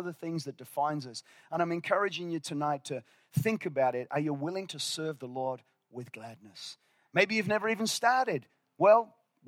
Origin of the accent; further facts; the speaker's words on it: Northern Ireland, United Kingdom; moved away; I was born in Northern Ireland, and I'm loyal to the soil